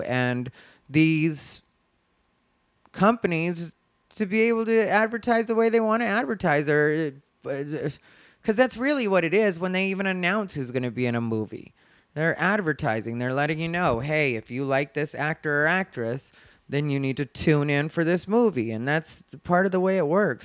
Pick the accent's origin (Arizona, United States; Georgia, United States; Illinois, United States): Arizona, United States; moved away; I'm from Arizona. If you don't know, that's my home state